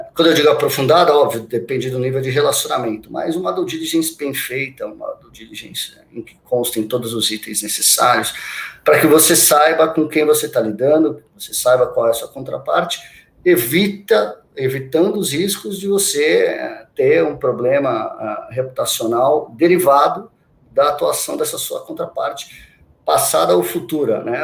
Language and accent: Portuguese; Santos, São Paulo, Brazil; moved away as an adult; eu sou de Santos, né? Sou natural de Santos. Eu vivi lá quase toda a minha vida, até meus vinte e cinco anos